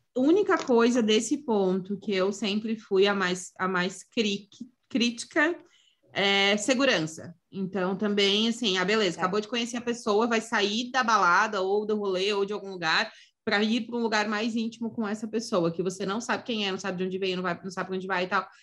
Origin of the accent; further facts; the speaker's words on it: Santa Catarina, Brazil; eu sou de Santa Catarina